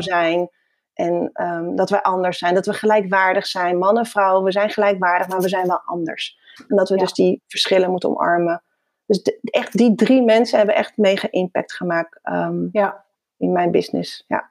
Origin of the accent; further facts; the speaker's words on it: Netherlands; Ik ben in Nederland geboren, ja, in 1975